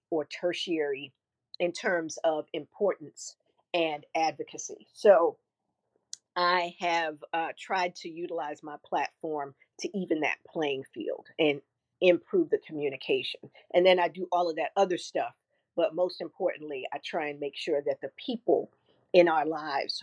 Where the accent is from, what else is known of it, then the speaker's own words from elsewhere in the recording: New York City, New York, United States; I'm from Flatbush, Brooklyn